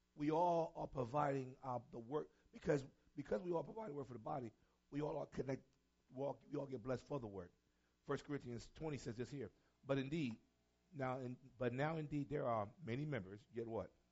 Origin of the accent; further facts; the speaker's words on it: New York City, New York, United States; I'm from New York City